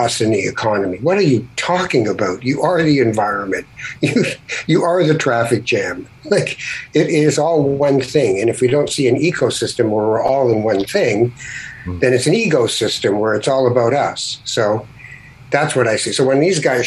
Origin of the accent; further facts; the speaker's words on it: Canada; I'm Canadian